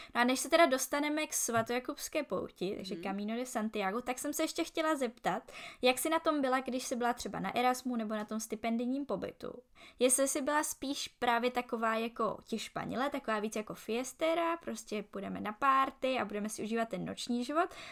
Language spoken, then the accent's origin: Czech; Czechia; moved away as an adult; also born or lived in Prague / Barcelona; now in Logroño, Spain; že jsem Češka